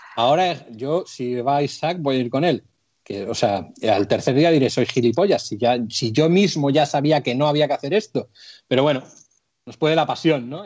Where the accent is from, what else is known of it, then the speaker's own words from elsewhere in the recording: Santoña, Cantabria, Spain; el ayuntamiento de Santoña, de mi pueblo